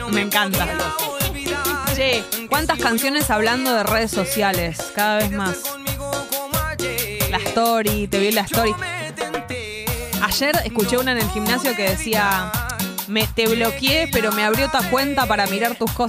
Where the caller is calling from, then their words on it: Caballito, Buenos Aires, Argentina; de Caballito.